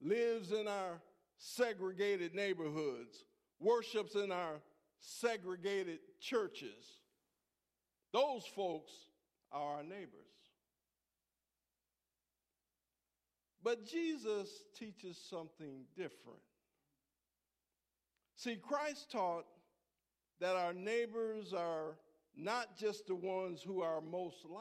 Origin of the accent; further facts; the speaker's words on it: Buffalo, New York, United States; moved away; also born or lived in San Diego; I was born and raised in Buffalo, New York.